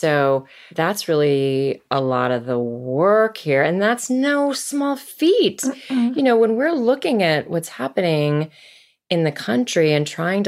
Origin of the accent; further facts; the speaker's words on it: Virginia, United States; also born or lived in Massachusetts; we moved to Virginia when I was 7. Mm. I was born in Massachusetts because my parents were both at school there.